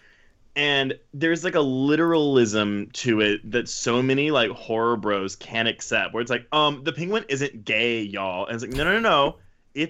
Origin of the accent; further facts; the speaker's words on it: Houston, Texas, United States; I grew up in the suburbs of Houston, so not Houston proper.